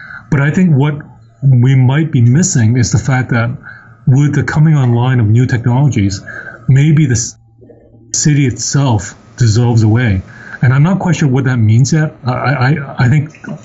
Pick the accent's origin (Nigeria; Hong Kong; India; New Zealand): Hong Kong; Even though I'm Chinese by descent, I'm from Hong Kong.